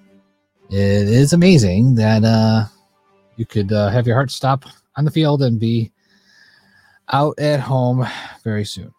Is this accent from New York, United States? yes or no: yes; Buffalo, New York, United States; I'm from Buffalo